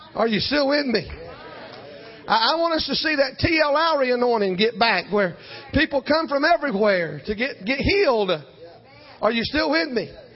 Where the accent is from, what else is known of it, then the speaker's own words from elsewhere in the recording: South Georgia, United States; I'm from South Georgia